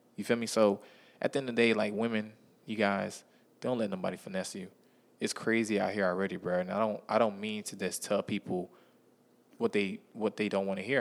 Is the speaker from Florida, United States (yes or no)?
yes; Miami, Florida, United States; I'm from Miami, Florida